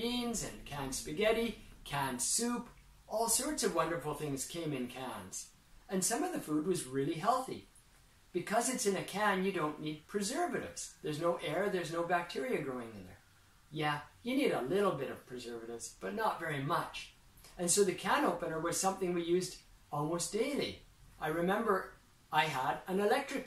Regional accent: Canada; moved away as an adult; now in Japan; We ate a lot of canned food when I was growing up in Canada

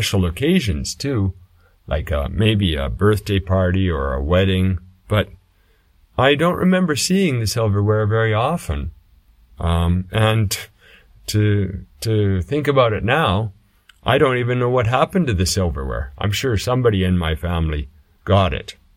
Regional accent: Canada; when I was young growing up in Canada

